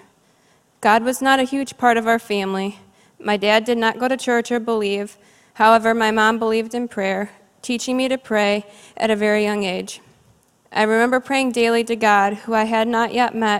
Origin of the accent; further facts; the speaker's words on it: Cleveland, Ohio, United States; I grew up in Cleveland, Ohio, the only child to my parents